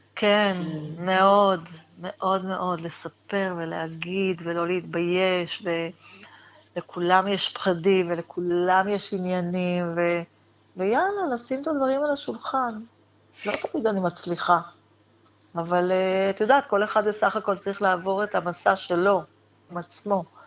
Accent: Israel; אני גדלתי בקיבוץ, בחברה נורא נורא סגורה

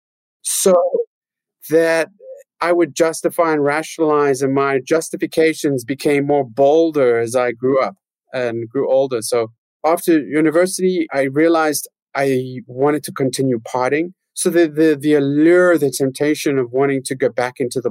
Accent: Johannesburg, Gauteng, South Africa; I grew up in Johannesburg in South Africa

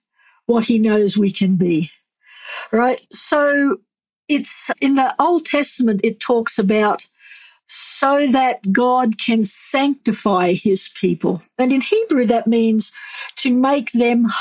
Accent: Australia; moved away as an adult; I'm from Australia

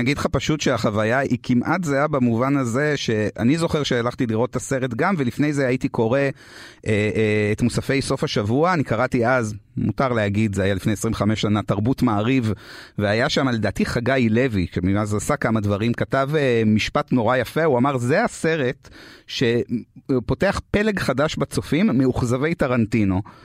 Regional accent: France

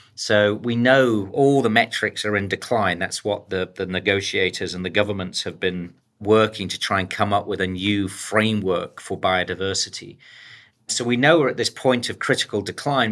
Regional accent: the coalfields in the north of England, United Kingdom; moved away; also born or lived in United States; born in the U K. I was actually born in the, uh, the coalfields, in the decline of the coalfields up in, um, the north of England

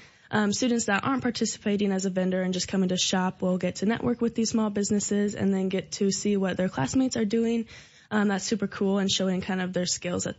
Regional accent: Findlay, Illinois, United States; now in Decatur, United States; I was raised in Findlay, Illinois, so just about 40 minutes outside of Decatur, pretty much the Macon County area.

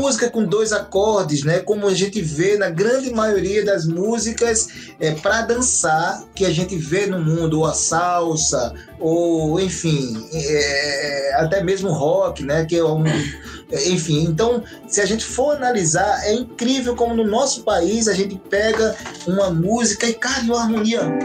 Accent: Northeast Region, Brazil; now in Vienna, Austria; nós somos nordestinos

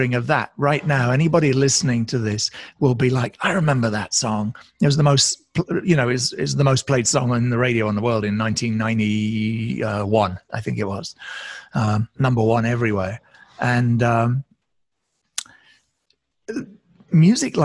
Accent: United Kingdom; now in United States; despite my accent, since I actually live in the States and have done for many years, I'm originally a Brit

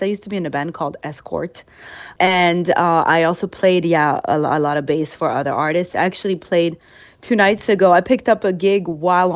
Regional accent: outside of Paris, Île-de-France, France; moved away as an adult; now in New York, United States; I grew up in the projects right outside of Paris, right outside of the city

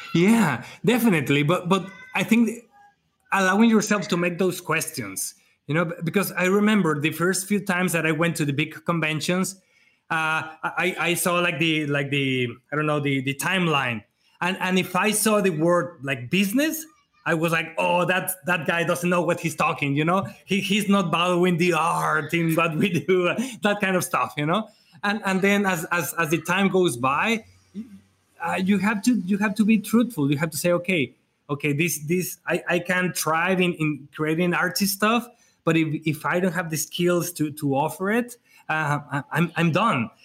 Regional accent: Mexico; at, least in Mexico, uh, at least in my hometown, at least in my area

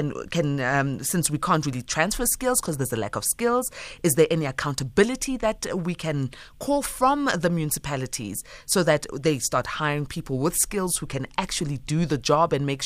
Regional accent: South Africa; as a South African

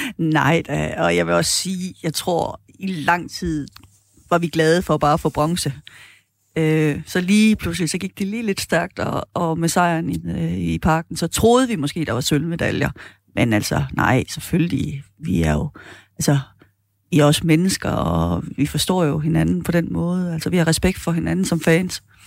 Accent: Jutland, Denmark; som jyde

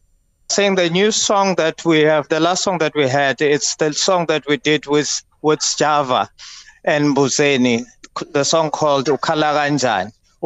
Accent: Soweto, Gauteng, South Africa; we grew up together in Meadowlands as sisters

